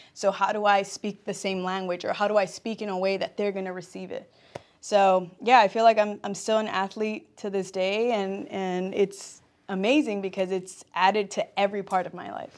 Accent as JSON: {"language": "English", "town": "Compton", "region": "California", "country": "United States", "tie": "born or raised there", "said": "I'm born and raised in Compton"}